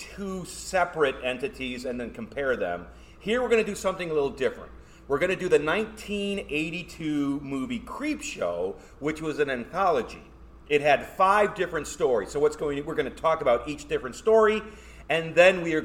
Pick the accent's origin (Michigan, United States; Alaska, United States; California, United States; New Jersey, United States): Michigan, United States; I'm from Michigan